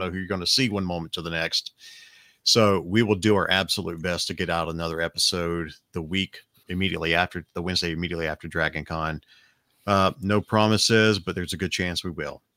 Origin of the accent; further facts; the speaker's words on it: Alabama, United States; We are from Alabama. It's Southern Hospitality